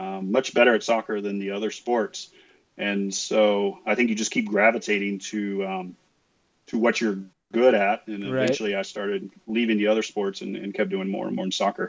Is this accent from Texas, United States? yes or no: yes; West Texas, United States; I grew up in West Texas, son of a mechanic